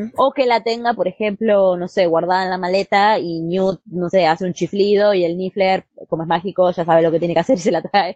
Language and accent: Spanish; Argentina; en mi país, en Argentina